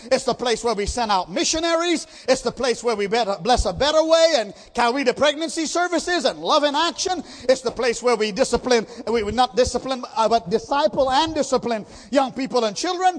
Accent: India; I'm an Indian

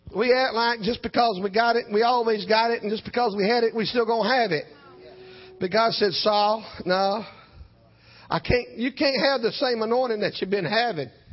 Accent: South Georgia, United States; I'm from South Georgia

